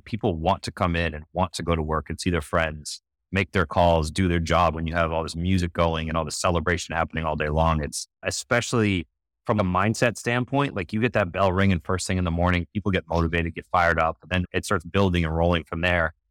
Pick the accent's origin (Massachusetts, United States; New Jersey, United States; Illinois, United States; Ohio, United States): Massachusetts, United States; Boston; I'm from Boston. I grew up during the decade of excellence with Patriots, Red Sox, Bruins, Celtics.